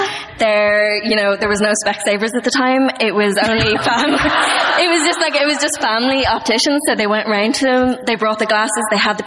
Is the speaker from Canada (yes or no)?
no; Dublin, Leinster, Ireland; At Dublin.